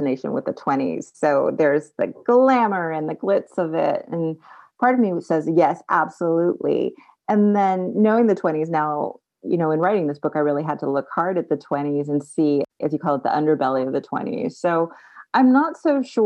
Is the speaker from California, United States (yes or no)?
yes; Bay Area, California, United States; I grew up in California, in the Bay Area